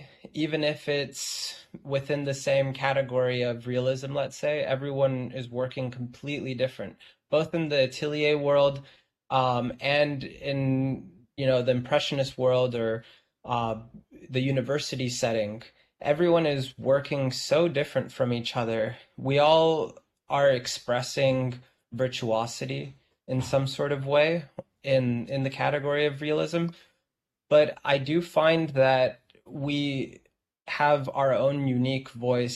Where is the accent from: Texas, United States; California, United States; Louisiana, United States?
California, United States; Los Angeles; now in New York, United States; living in Los Angeles, I'm from Los Angeles